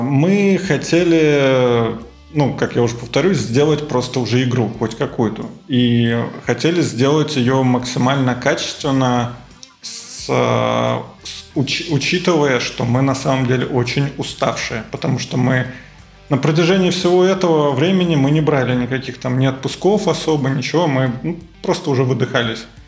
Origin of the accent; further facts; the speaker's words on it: Moscow, Russia; Я вырос, родился в Москве.